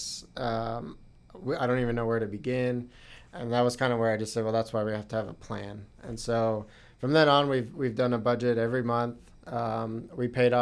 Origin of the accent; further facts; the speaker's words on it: Dallas, Texas, United States; moved away as an adult; also born or lived in Indiana; I'm originally from Texas, from the Dallas area